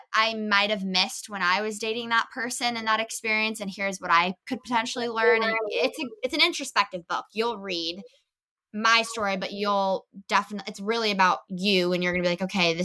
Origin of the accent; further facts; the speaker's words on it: California, United States; also born or lived in Los Angeles / United Kingdom; I grew up in California, so I've been performing my whole life in entertainment